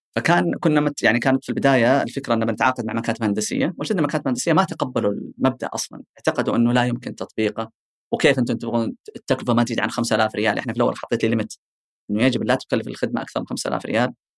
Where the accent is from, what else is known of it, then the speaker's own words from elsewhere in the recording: Eastern Province, Saudi Arabia; عندنا بالشرقيه